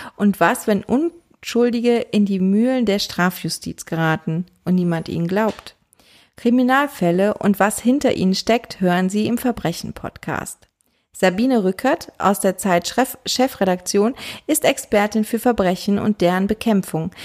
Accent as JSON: {"language": "German", "region": "Rhineland", "country": "Germany", "said": "als Rheinländerin"}